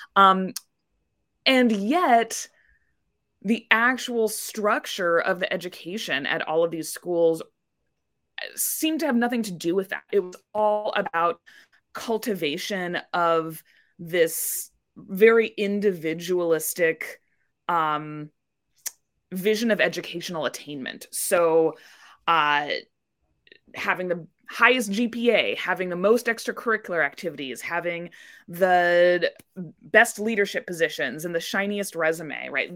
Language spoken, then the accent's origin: English; Indianapolis, Indiana, United States; I grew up in Indianapolis, Indiana